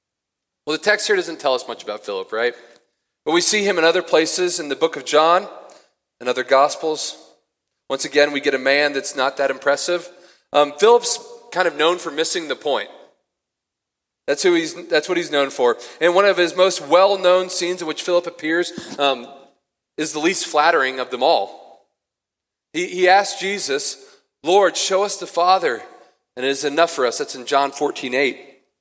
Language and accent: English; Cincinnati, Ohio, United States; now in Boulder, United States; I'm not from there. I'm from Cincinnati originally.